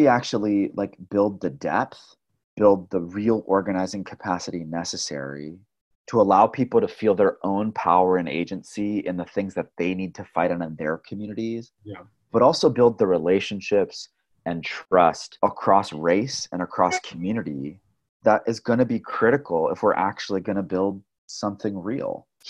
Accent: Flint, Michigan, United States; building upon all of these foundations from like growing up in Flint and growing up in the labor movement

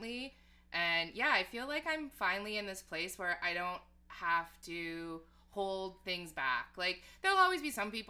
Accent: Edmonton, Alberta, Canada; moved away as an adult; now in Toronto, Canada; growing up in Edmonton

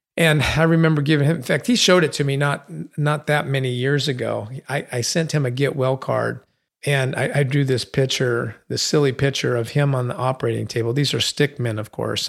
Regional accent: San Bernardino, California, United States; Growing up on Sixteenth Street in San Bernardino, we had a one-car garage

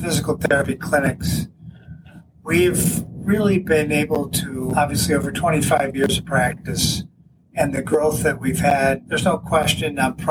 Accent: Buffalo, New York, United States; moved away as an adult; now in Jamestown, United States; I'm originally from the Buffalo area

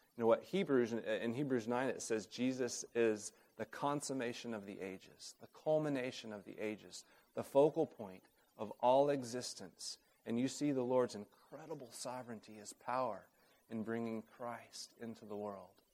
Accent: Oklahoma City, Oklahoma, United States; moved away; also born or lived in Uganda; I grew up in Oklahoma City

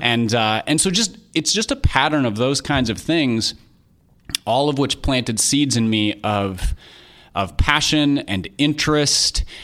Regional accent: Minnesota, United States; I grew up in Minnesota

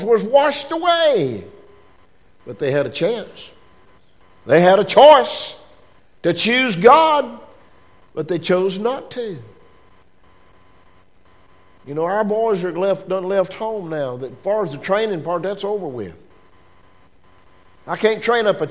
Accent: United States; I was born in America

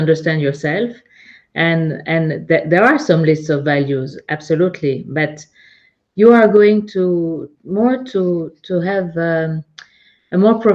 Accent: Geneva, Switzerland; now in Zug, Switzerland; I'm located in Zug. I'm originally from Geneva. I lived in many cities and countries.

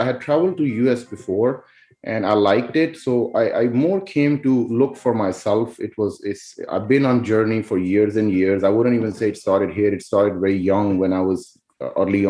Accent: Pakistan; moved away; I was, you know, born and raised in Pakistan

